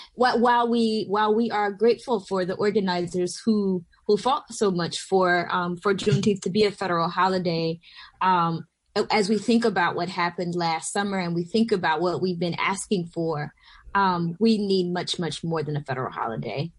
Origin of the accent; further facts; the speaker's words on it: Southwest Georgia, United States; also born or lived in Atlanta, Georgia; now in New York City, United States; I am from Georgia. I'm from Southwest Georgia originally, uh, near the Florida border